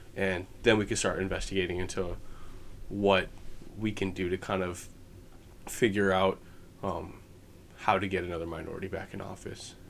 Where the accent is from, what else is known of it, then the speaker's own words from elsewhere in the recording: United States; as an American